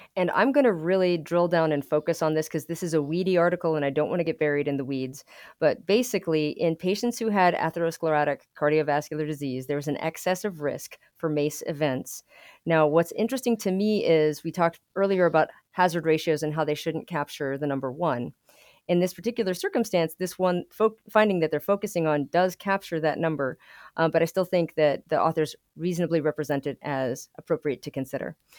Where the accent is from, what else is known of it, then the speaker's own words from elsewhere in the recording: Albuquerque, New Mexico, United States; now in Lubbock, United States; I grew up in Albuquerque, New Mexico